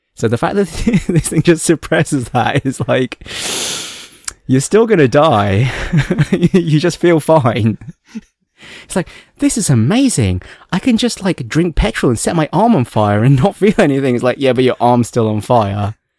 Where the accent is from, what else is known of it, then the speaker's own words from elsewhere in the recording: England, United Kingdom; accent: plummy English; now in Hong Kong; my plummy English accent and my inability to speak Cantonese